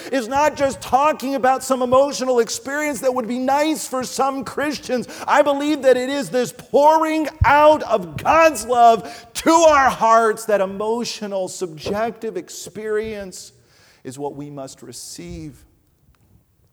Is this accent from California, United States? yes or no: no; New Jersey, United States; I grew up out in New Jersey, which is not known as a place of love